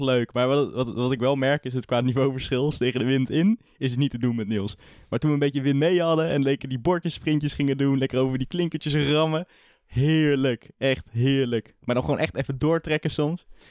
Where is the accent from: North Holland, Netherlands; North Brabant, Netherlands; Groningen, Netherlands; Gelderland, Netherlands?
Gelderland, Netherlands; Culemborg; Ik kom uit Culemborg.